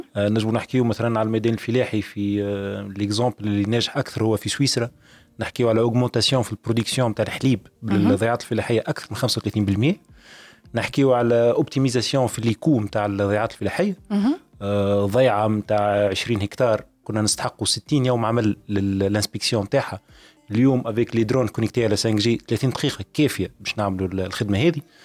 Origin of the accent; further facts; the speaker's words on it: Tunisia; عندنا في تونس